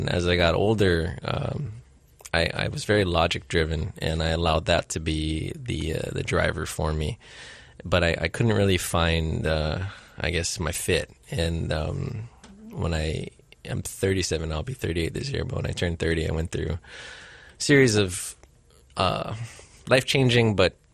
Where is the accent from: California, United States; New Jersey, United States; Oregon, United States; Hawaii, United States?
Hawaii, United States; Hilo; also born or lived in Honolulu, Hawaii; I grew up in Hilo. I was born here in Honolulu